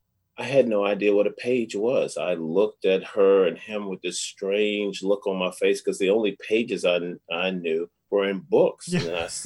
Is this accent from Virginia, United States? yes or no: yes; Lunenburg County, rural Virginia, United States; moved away; I'm a country boy. I was born and raised in a little small town in rural Virginia, a little town called Lunenburg County, population 1,200. My town, Cambridge, population 1,200.